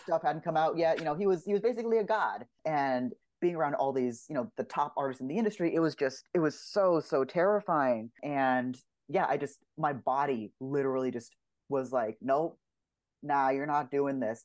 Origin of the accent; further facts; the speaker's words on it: Los Angeles, California, United States; I grew up in Los Angeles, what I realized is kind of unusual for somewhere to animation, but I grew up here.